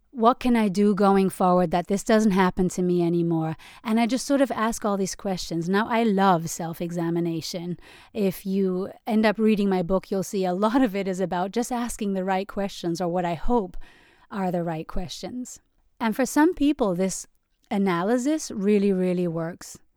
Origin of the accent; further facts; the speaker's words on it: Germany; moved away; I grew up in Germany where they put a lot of emphasis on cognitive abilities and intelligence